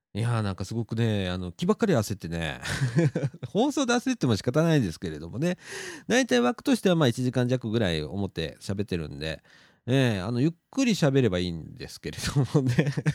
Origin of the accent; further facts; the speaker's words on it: Shirahama, Wakayama, Japan; moved away; 車でね、十分ぐらいで行けるんですよ、うちの実家から